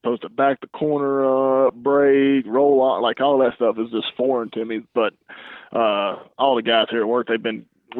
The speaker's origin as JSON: {"language": "English", "region": "Alabama", "country": "United States", "tie": "born or raised there", "moved": "as an adult", "said": "I'm originally from Alabama. That's where I grew up"}